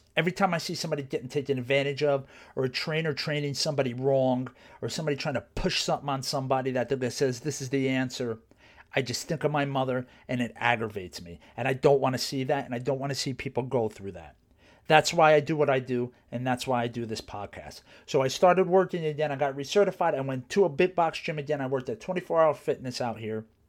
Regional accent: New Jersey, United States; there was a college where I grew up in New Jersey

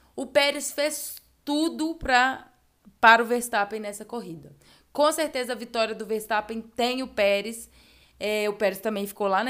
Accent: Brazil; que somos brasileiros

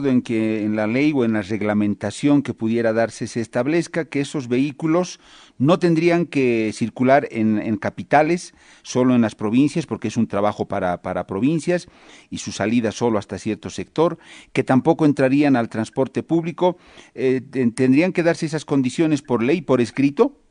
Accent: Bolivia

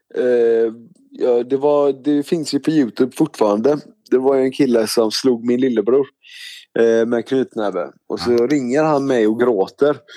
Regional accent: Stenungsund, Västra Götaland, Sweden; also born or lived in Mölndal / Gothenburg; jag föddes i Mölndal och så bodde jag i Göteborg i ungefär tre år. Och sen så flyttade min familj till eh, Stenungsund. Det ligger bara 30 minuter ifrån Göteborg. Eh, så jag är uppväxt där vid Stenungsund, västkusten

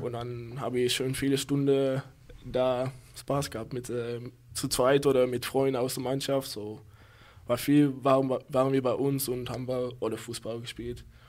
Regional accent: Berkel-Enschot, North Brabant, Netherlands; German is a second language; moved away as an adult; now in Lübeck, Germany; Berkel Enschot

